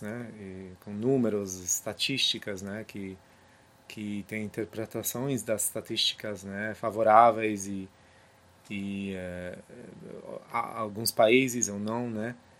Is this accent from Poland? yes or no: yes; Poland; Portuguese is a second language; moved away; also born or lived in United States; Eu entendo isso também como polonês